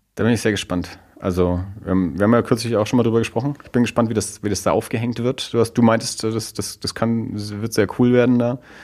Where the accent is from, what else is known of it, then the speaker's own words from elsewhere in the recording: Erlangen, Bavaria, Germany; ich komme ja aus Erlangen